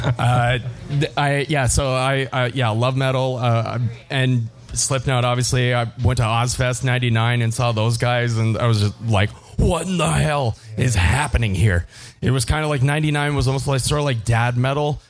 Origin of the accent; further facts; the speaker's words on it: Windsor, Ontario, Canada; I'm originally from Windsor, Ontario, south of born and raised south of Detroit